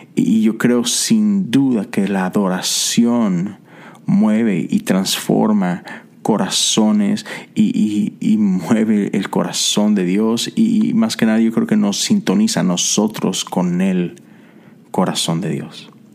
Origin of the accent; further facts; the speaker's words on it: Mexico; soy mexicano